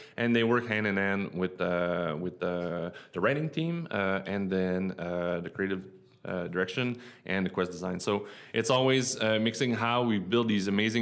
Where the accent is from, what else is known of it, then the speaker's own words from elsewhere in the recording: Quebec City, Quebec, Canada; moved away as an adult; also born or lived in United States; I'm from Quebec City